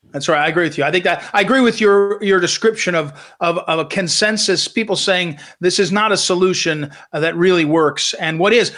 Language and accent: English; Missouri, United States; Missouri, my home state